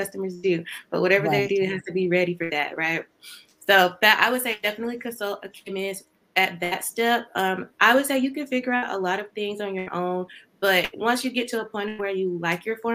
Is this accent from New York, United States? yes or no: no; Georgia, United States; I'm from Georgia, very small town in Georgia, and I got my bachelor's in chemistry degree from Valdosta State University